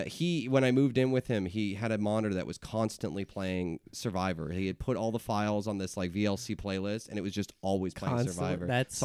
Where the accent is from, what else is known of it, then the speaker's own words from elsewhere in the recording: East Coast, United States; moved away as an adult; I'm from the East Coast. Just moved here a couple of years ago.